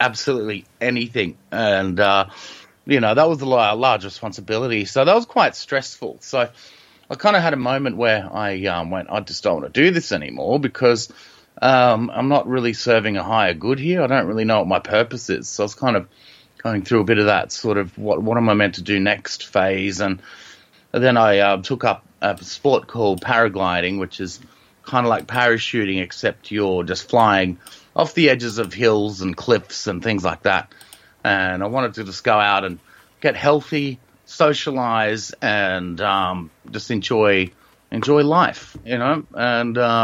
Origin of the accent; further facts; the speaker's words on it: Sydney, New South Wales, Australia; I'm from Sydney, which is in Australia